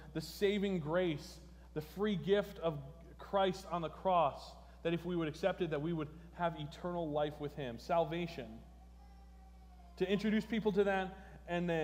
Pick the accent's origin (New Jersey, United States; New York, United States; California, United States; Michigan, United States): New Jersey, United States; moved away; I come from New Jersey